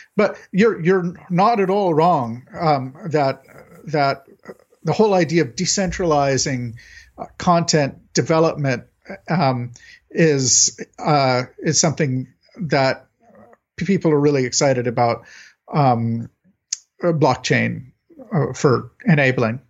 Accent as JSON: {"language": "English", "country": "United States", "said": "I'm an American"}